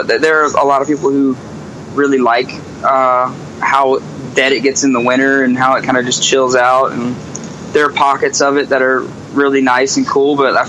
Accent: Myrtle Beach, South Carolina, United States; now in Charleston, United States; Yeah, I was born in Myrtle Beach.

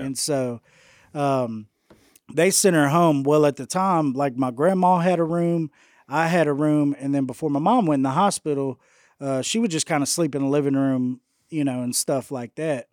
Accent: Houston, Texas, United States; now in West Monroe, United States; born and raised in Houston, Texas

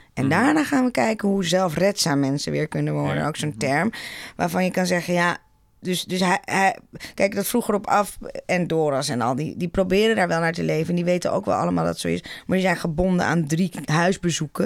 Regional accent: Netherlands

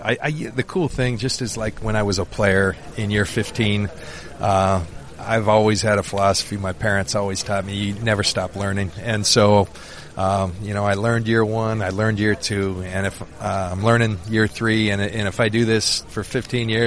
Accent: San Diego, California, United States; my hometown of San Diego

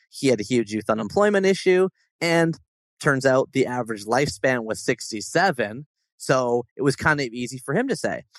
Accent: Toronto, Ontario, Canada; my hometown of Toronto

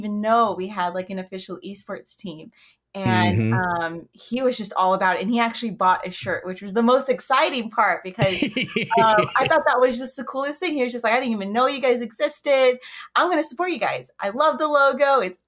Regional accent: Las Vegas, Nevada, United States; I was born and raised in Vegas

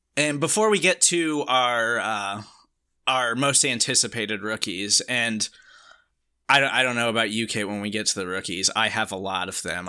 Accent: Kansas City, Missouri, United States; I grew up in Kansas City

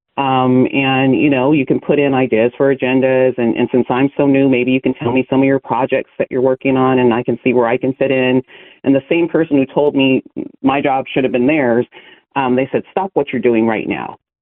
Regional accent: Lodi, California, United States; I'm from the Central Valley here in California. I grew up there, a small town called Lodi

